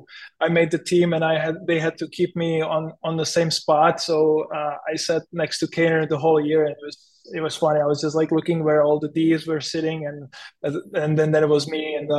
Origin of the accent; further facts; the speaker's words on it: Chomutov, Ústí nad Labem Region, Czechia; English is a second language; now in Chicago, United States; I came from Chomutov, which is a really small industrial city. You know, you know, like the streets are almost always empty, and you come into Chicago where the traffic is crazy